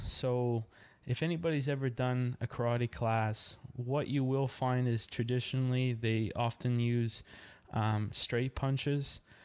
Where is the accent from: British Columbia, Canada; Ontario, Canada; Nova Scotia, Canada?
Nova Scotia, Canada; Yarmouth; moved away as an adult; now in Dartmouth, Canada; Originally, I'm from Yarmouth, Nova Scotia, Canada.